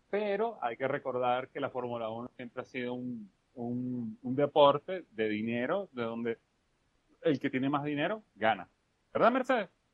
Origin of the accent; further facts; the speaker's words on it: Venezuela; como buen estudiante venezolano